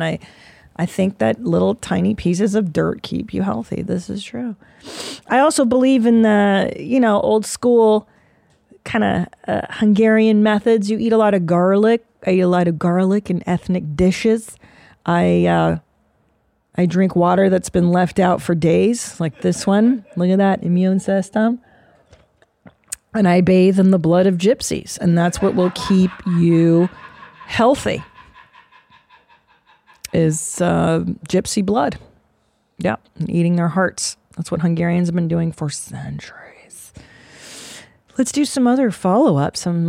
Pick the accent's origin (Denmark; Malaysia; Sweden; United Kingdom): Sweden; English is a second language; I grew up in Sweden with hippie/new-agey parents.